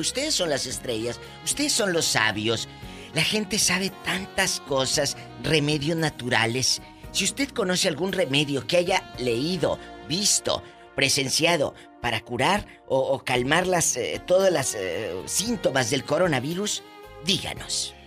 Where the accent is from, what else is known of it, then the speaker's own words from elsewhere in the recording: Mexico; como decimos los mexicanos